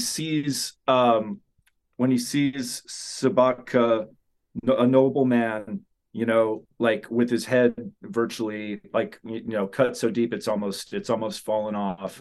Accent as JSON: {"language": "English", "region": "Southern California", "country": "United States", "tie": "born or raised there", "said": "growing up in Southern California"}